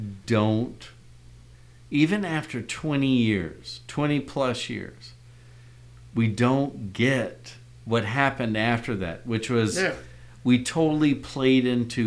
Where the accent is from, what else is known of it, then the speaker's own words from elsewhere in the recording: United States; I'm still an American